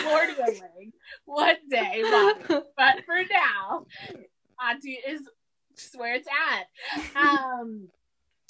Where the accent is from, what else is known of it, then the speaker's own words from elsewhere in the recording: Massachusetts, United States; also born or lived in Saudi Arabia; we moved straight to Massachusetts, and this is where I was raised.